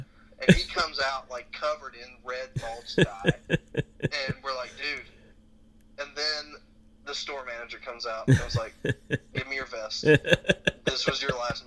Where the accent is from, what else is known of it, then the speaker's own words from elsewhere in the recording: United States; I'm American